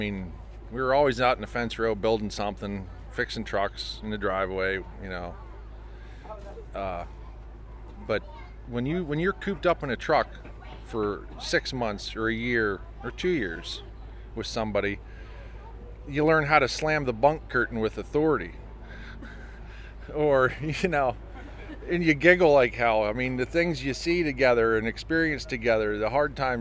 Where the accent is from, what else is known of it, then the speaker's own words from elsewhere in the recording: Jersey Shore, Pennsylvania, United States; I'm from Jersey Shore, PA